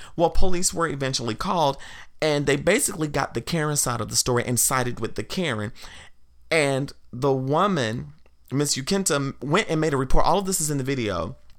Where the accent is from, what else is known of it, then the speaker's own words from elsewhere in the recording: the South, United States; I grew up in the South, and the town that I grew up in, at one point, it was a sundown town.